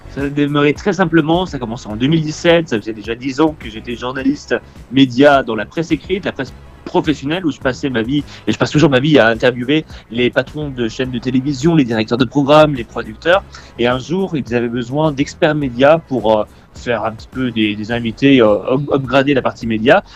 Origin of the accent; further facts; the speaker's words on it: Épinal, Grand Est, France; moved away as an adult; now in Paris, France; je suis né à Épinal et j'ai un peu grandi dans les Vosges